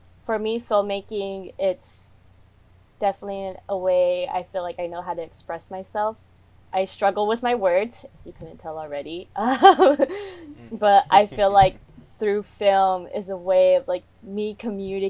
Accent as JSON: {"language": "English", "area": "Coachella Valley", "region": "California", "country": "United States", "said": "I'm from the Coachella Valley"}